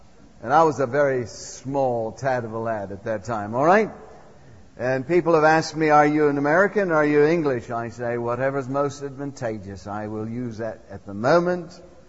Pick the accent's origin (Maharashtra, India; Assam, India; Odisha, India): Assam, India; But I was raised up in Assam, northeast area of India, some 800 miles northeast of Calcutta. And I had the privilege of being raised in the jungles up there.